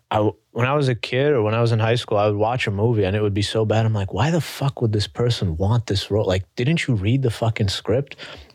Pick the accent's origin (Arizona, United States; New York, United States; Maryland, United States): New York, United States; New York City; I'm from New York.